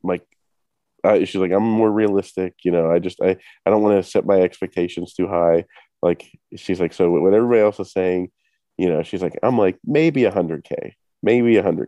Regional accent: Pittsburgh, Pennsylvania, United States; what we say in Pittsburgh

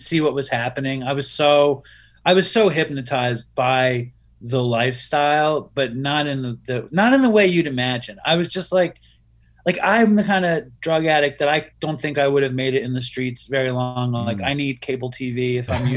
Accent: New York City, New York, United States; I grew up in Manhattan

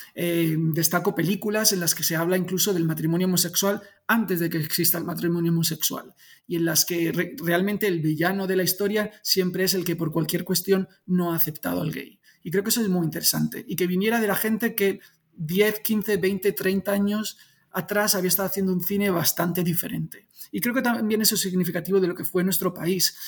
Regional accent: Spain; soy súper español

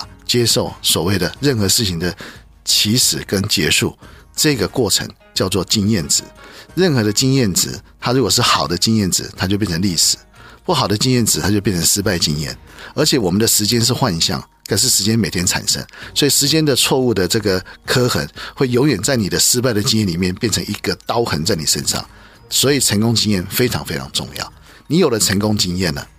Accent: China; 所以我们中国人尊敬虎是对的啊

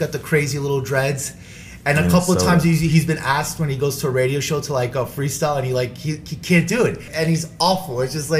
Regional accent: New York City, New York, United States; I grew up in Midtown Manhattan. I grew up in Hell's Kitchen, New York, right? So I grew up with a motley crew of different people. I mean, mm-hmm. Puerto Rican, African American. I mean, I was actually the minority, right?

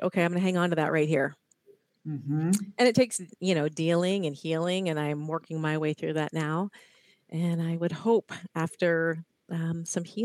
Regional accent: Ohio, United States; now in California, United States; I grew up in Ohio

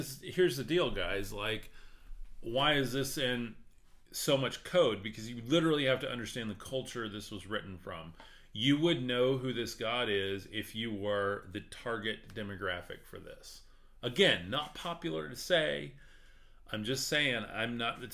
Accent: West Texas, United States; I'm from West Texas

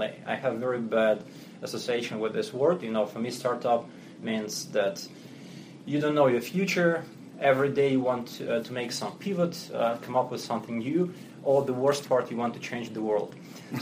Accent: Russia; English is a second language; moved away as an adult; now in New York, United States; we're based in New York here, but as you can hear from my accent, I'm not native. Mm-hmm. So originally I'm Russian

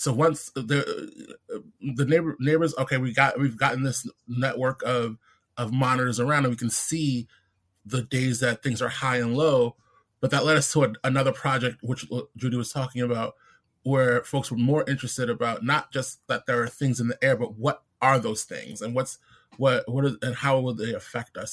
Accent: New York City, New York, United States; also born or lived in Brooklyn; I'm born and raised in in Queens

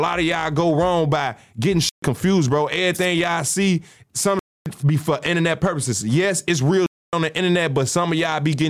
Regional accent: Chicago, Illinois, United States; I'm from Chicago

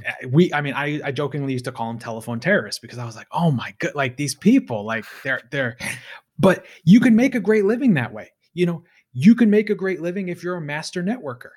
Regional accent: United States; I'm an American.

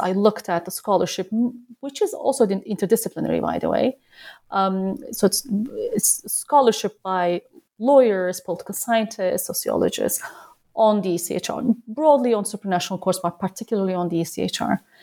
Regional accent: Turkey; moved away as an adult; also born or lived in United States; now in Berlin, Germany; I am from Turkey, originally born and raised

